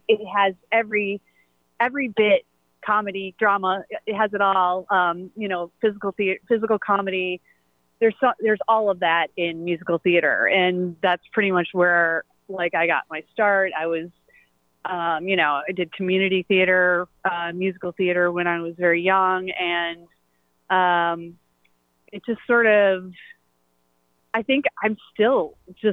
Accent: Toledo, Ohio, United States; also born or lived in San Francisco; now in New York, United States; I was raised in Toledo. I was born in San Francisco, and I've lived in New York for 25 years

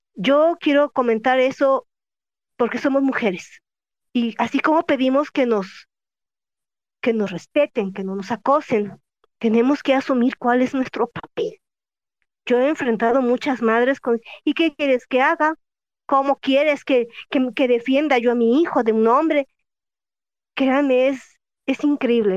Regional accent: Jalisco, Mexico; yo soy de Jalisco

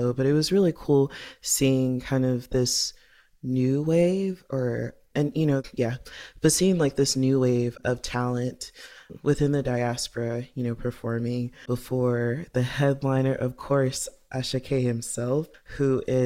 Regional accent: U.S. South, United States; young Nigerian Americans growing up and starting adulthood in the U.S. South.

